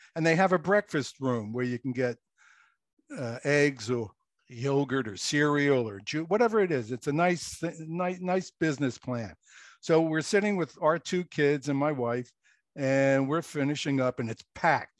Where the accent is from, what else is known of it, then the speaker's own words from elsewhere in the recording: Philadelphia, Pennsylvania, United States; moved away as an adult; also born or lived in Okinawa; now in New Jersey, United States; I grew up in Philadelphia, lived in the row house